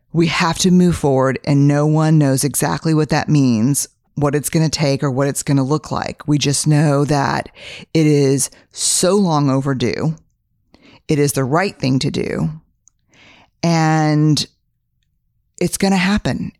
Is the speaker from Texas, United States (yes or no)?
yes; Texas, United States; I'm a Texan, fifth generation